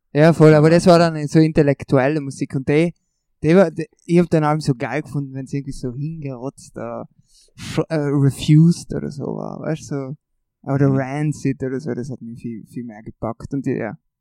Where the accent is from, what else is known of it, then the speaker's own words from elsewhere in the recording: Brixen, Trentino-Alto Adige, Italy; bei uns in Brixen